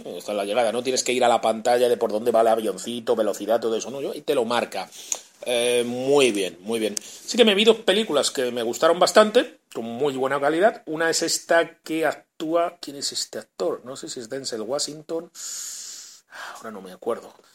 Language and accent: Spanish; Spain; moved away as an adult; now in Chile; ya sabe que soy español